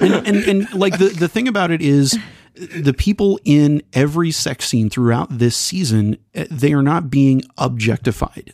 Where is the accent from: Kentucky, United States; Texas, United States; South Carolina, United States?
Texas, United States; accent: twang; I'm from Texas, and there's a little bit of twang that comes in sometimes